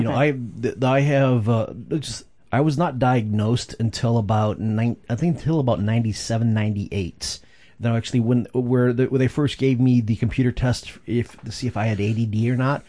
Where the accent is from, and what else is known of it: Flint, Michigan, United States; born or raised there